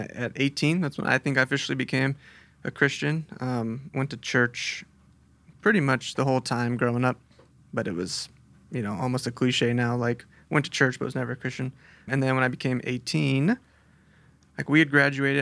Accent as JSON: {"language": "English", "town": "Chula Vista", "region": "California", "country": "United States", "tie": "born or raised there", "also_born_or_lived": "Texas / El Cajon", "said": "I was born in Texas, moved here when I was little, and I grew up down in Chula Vista"}